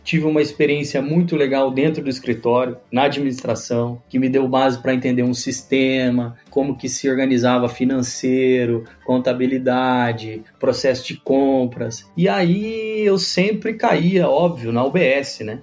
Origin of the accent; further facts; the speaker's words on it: Rondonópolis, Mato Grosso, Brazil; now in Campo Verde, Brazil; Sou brasileiro, mato-grossense, nascido em Rondonópolis, moro hoje em Campo Verde